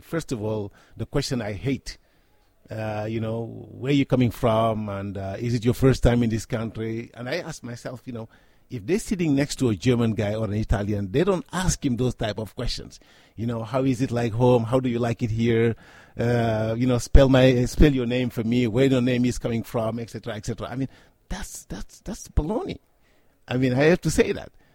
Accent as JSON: {"language": "English", "country": "Senegal", "tie": "born or raised there", "said": "I was born and raised in Africa, specifically in Senegal"}